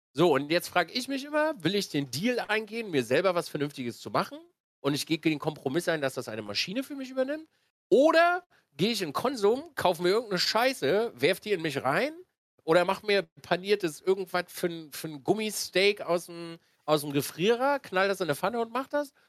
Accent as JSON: {"language": "German", "town": "Binz", "region": "Mecklenburg-Vorpommern", "country": "Germany", "tie": "born or raised there", "also_born_or_lived": "Wismar", "moved": "as an adult", "said": "bin dann runter oh, nach Binz an die Ostsee"}